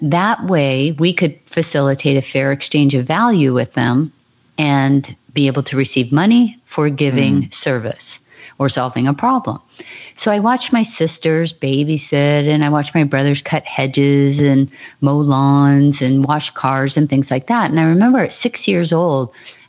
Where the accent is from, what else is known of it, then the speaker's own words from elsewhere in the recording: Hawaii, United States; I was born and raised in Hawaii, and I'm the last of 10 children. So I grew up on the beach